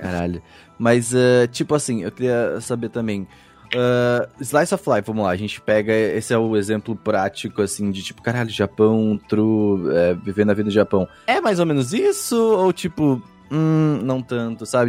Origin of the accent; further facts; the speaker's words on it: Rio Grande do Sul, Brazil; eu sou sulista, eu sou do Rio Grande do Sul